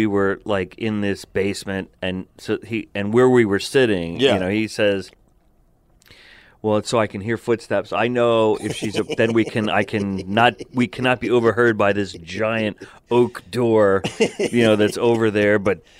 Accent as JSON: {"language": "English", "town": "Verona", "region": "New Jersey", "country": "United States", "tie": "born or raised there", "said": "the parish I grew up in Verona, New Jersey, was fairly progressive."}